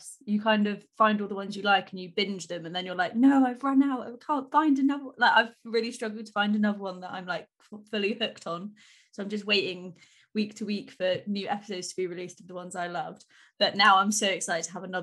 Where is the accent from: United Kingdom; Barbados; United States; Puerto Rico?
United Kingdom; we're all so polite British